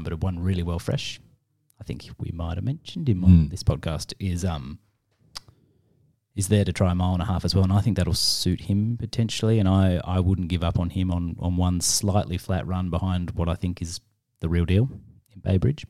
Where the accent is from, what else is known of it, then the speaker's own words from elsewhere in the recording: Australia; as an Aussie